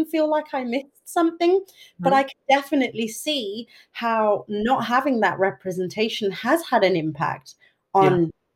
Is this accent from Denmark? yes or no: yes; Denmark; I grew up here in Denmark as well